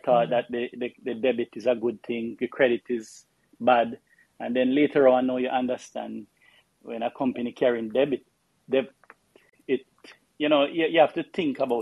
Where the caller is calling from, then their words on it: Jamaica; I'm calling from the West Indies, Jamaica